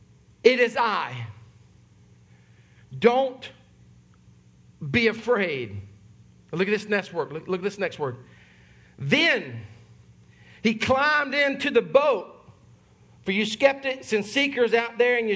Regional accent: Sumter, South Carolina, United States; born and raised in Sumter, South Carolina, my family is originally from Charleston, South Carolina

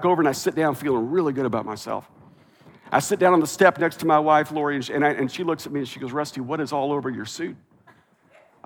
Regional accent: Kansas, United States; moved away as an adult; also born or lived in Oklahoma / Missouri / Lexington, Kentucky / the South; now in California, United States; I was raised in Kansas

